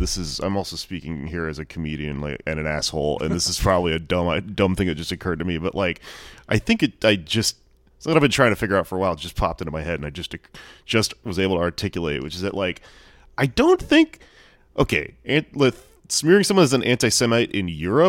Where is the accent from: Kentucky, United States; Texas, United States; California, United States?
Texas, United States; Houston; now in New York, United States; I grew up in Houston.